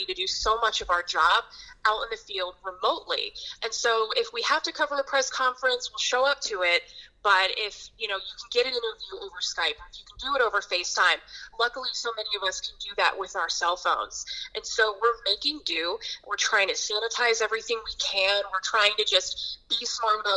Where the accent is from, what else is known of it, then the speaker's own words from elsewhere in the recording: Pittsburgh, Pennsylvania, United States; also born or lived in New England; now in Tampa Bay, United States; I grew up in Pittsburgh